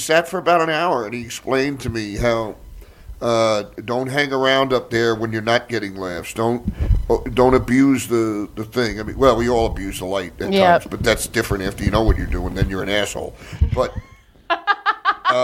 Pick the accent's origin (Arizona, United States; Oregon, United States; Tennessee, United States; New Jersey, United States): New Jersey, United States; I'm from Jersey